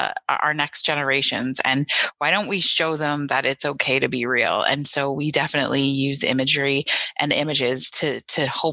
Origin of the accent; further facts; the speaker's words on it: Niagara region, Ontario, Canada; growing up in the Niagara region